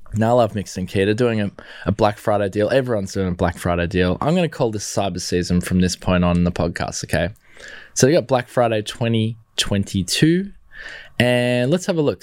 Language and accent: English; Australia; being an Aussie